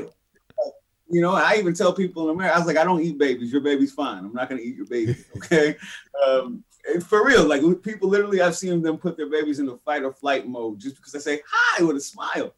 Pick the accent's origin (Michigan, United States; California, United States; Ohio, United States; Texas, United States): California, United States; San Francisco; born or raised there